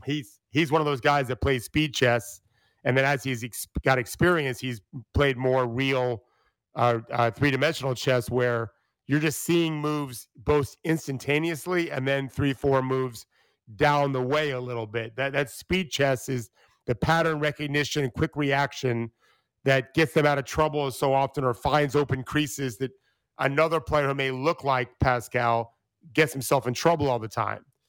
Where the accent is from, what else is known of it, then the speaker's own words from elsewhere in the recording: Florida, United States; I grew up in Florida, which is a football state.